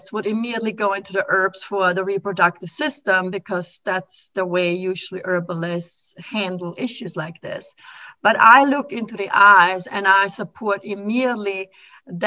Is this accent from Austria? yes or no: yes; Austria; moved away as an adult; now in Philadelphia, United States; when I came from Austria to America.